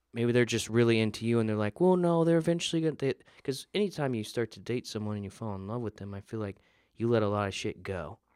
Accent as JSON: {"language": "English", "region": "the South", "country": "United States", "said": "I'm from the South"}